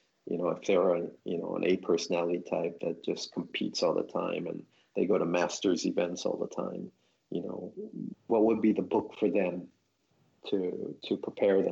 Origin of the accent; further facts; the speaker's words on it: United States; now in Japan; I'm an American and living in Japan